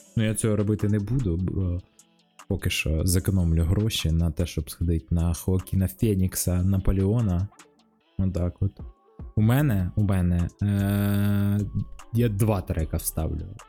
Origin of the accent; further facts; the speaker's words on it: Kharkiv, Kharkiv Oblast, Ukraine; я з Харкова